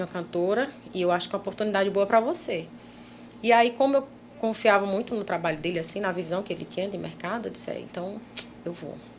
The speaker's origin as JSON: {"language": "Portuguese", "town": "Petrolina", "region": "Pernambuco", "country": "Brazil", "tie": "born or raised there", "also_born_or_lived": "João Pessoa", "said": "Petrolina, que é a minha cidade natal"}